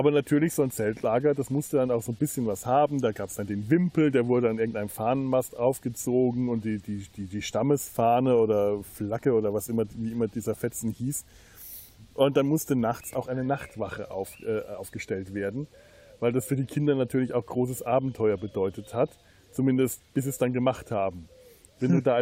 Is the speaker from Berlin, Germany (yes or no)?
no; Bavaria, Germany; Da bin ich als Unterfranke auch neidlos, gestehe ich das den Oberfranken gerne zu.